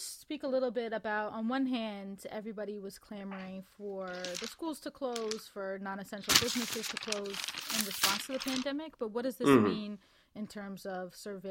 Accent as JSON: {"language": "English", "town": "New York City", "region": "New York", "country": "United States", "said": "as a New Yorker as well"}